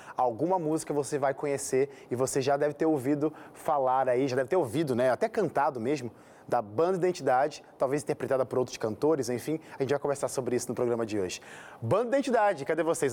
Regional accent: Rio de Janeiro, Brazil; eu aqui também sou carioca

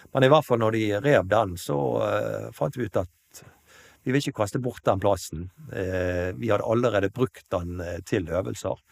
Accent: Kalandseid, Vestland, Norway; moved away as an adult; also born or lived in Nyparadis, Bergen; now in Bergen, Norway; Jeg er opprinnelig fra Kalandseid

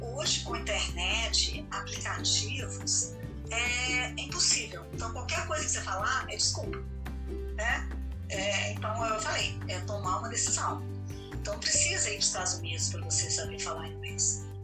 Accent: Brazil; nós somos brasileiros

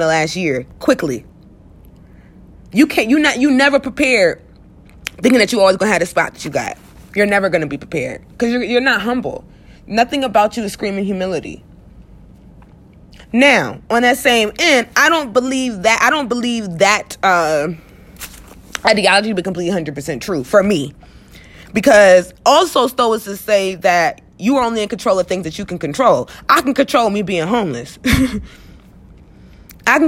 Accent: United States; I am American

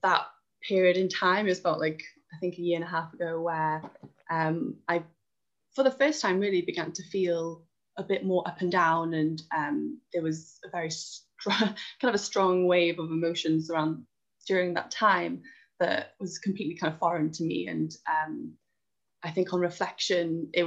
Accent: Wales, United Kingdom; moved away; I'm originally from Wales

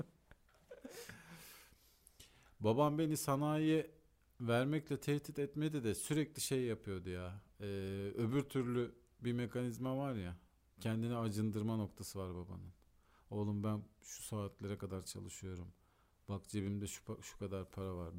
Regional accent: Antalya, Turkey; çocukluğum Antalya'da geçtiği için Antalya'yı da çok iyi bildiğim için

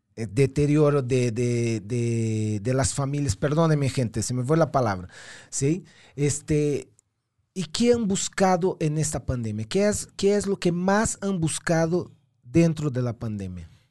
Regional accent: Brazil; moved away; Brasil, ¿no? El país, mi país de origen.

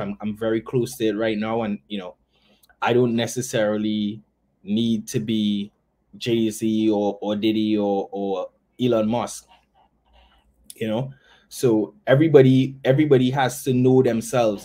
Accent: Tobago, Trinidad & Tobago; I'm originally from Tobago

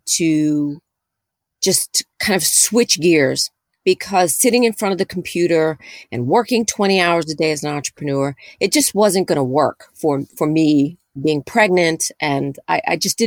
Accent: New York City, New York, United States; I'm a native New Yorker. I was born and raised in New York City.

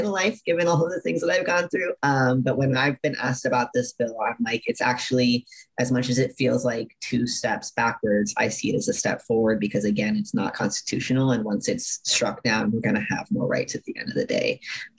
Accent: San Antonio, Texas, United States; moved away as an adult; now in Tampa, United States; I grew up in San Antonio, Texas, in a Catholic religious household

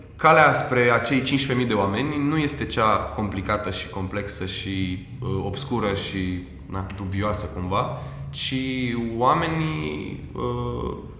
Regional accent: Romania; pentru noi, ca români

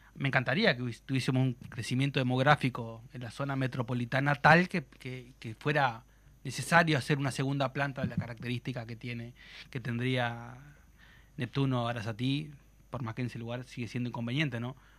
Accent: Uruguay

